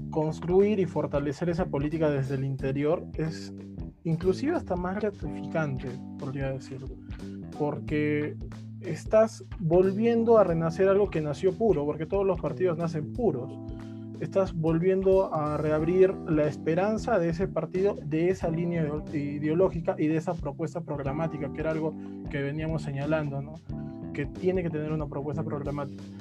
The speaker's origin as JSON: {"language": "Spanish", "region": "Arequipa", "country": "Peru", "said": "estamos en todo el país solamente acá hablo como un arequipeño"}